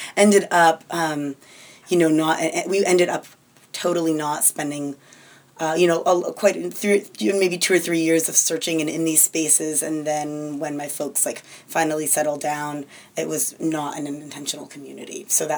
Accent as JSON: {"language": "English", "region": "New Hampshire", "country": "United States", "tie": "born there", "also_born_or_lived": "Maine / Brazil", "said": "And so I grew up, I was born in New Hampshire. They lived in a little farm in rural Maine, and then we ended up moving all over up and down the East Coast"}